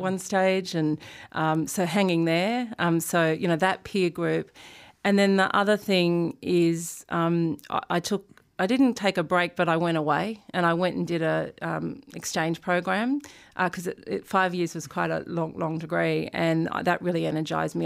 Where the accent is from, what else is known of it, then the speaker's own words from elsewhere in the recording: Sydney, New South Wales, Australia; also born or lived in Brisbane; I grew up in Sydney.